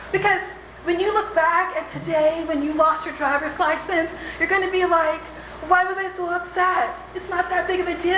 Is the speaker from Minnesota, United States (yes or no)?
no; Texas, United States; moved away as an adult; also born or lived in New Orleans; my hometown in Texas